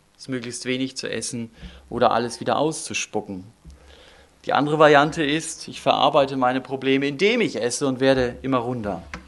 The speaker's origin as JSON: {"language": "German", "region": "Northern Germany", "country": "Germany", "moved": "yes", "said": "Ich komme aus Norddeutschland und wir haben dort oben in Kiel ein Denkmal"}